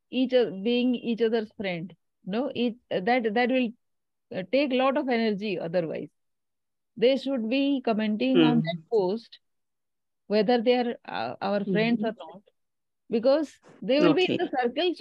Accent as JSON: {"language": "English", "country": "India", "said": "I'm from India"}